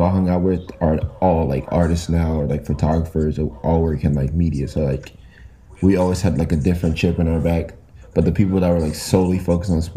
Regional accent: Dallas, Texas, United States; moved away as an adult; also born or lived in New York; now in Los Angeles, United States; I'm from Dallas, Texas originally

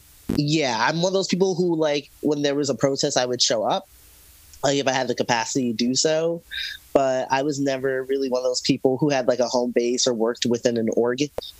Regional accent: Georgia, United States; moved away; I'm from down south. I'm from Georgia. Okay. I came out of the Atlanta scene

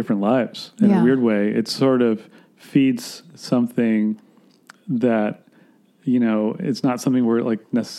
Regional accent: Gainesville, Florida, United States; also born or lived in Atlanta, Georgia; I was born in Atlanta, Georgia, but I grew up in Florida

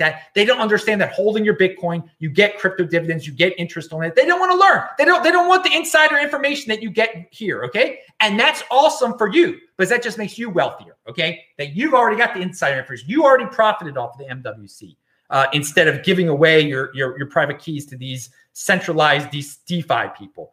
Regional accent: Maryland, United States; moved away; near Camp David, Maryland, my home state

